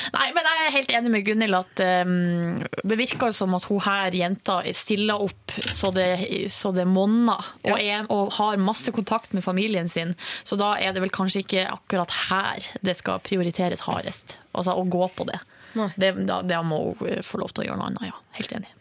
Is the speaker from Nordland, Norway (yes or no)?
yes; Hamarøy, Nordland, Norway; moved away; har vi hjemme på Hamarøy, sa familien min, en hund som heter Tussi